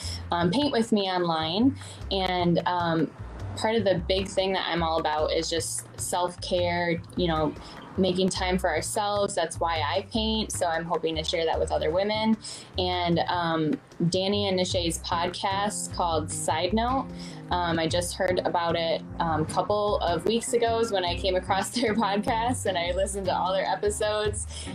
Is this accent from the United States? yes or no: yes; Michigan, United States; I'm from Michigan